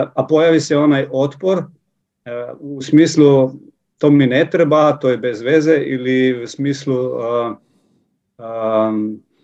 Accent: Slovenia; Croatian is a second language; ja sam iz Slovenije

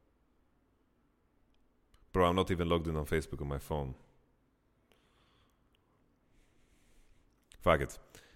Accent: Sweden; English is a second language; in Sweden, like in my hometown

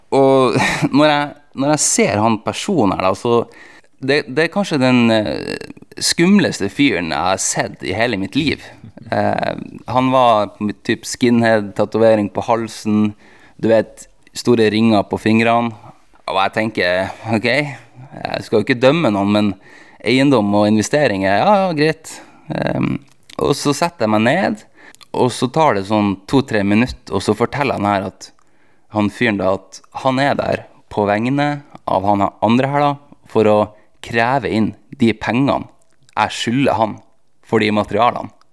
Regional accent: Tromsø, Troms, Norway; jeg er fra Tromsø

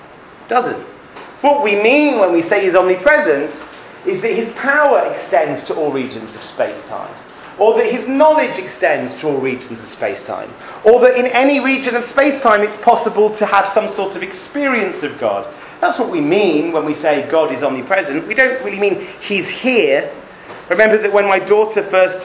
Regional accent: England, United Kingdom; moved away as an adult; now in Israel; When I grew up in England, we went to Heder

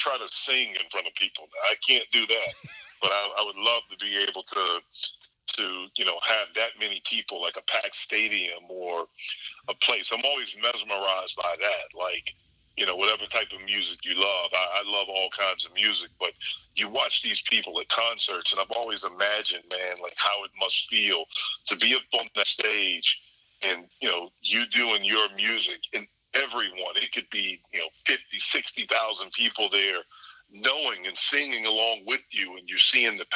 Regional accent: North Carolina, United States; growing up in North Carolina

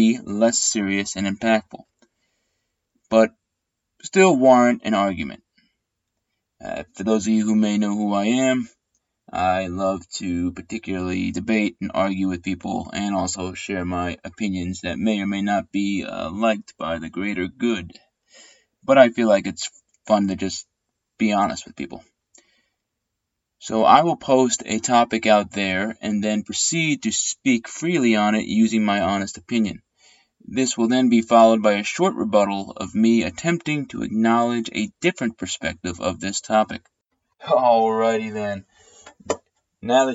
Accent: New Jersey, United States; now in Baltimore, United States; I am from New Jersey

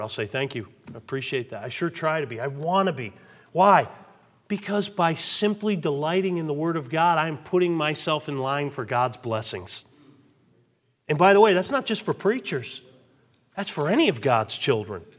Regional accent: Westfield, Massachusetts, United States; We grew up in Westfield, Massachusetts

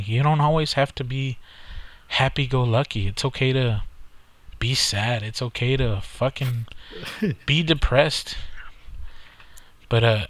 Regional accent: South Texas, United States; we're from South Texas

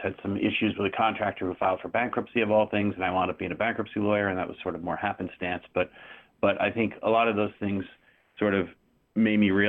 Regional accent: Maine, United States; now in Wilmington, United States; most of the rest of my life, I grew up in Maine

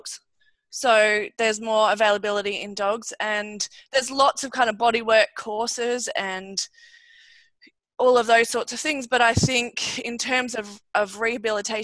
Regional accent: Australia; I'm a veterinarian from Australia

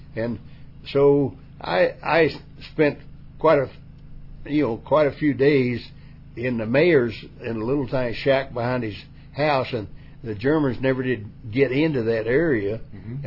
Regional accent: West Virginia, United States; West Virginia was a place where right. everything was face value

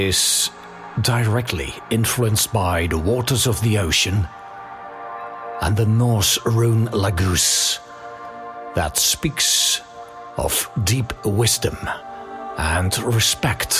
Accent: Netherlands; moved away as an adult; now in Cyprus; I need to visit my home country more often

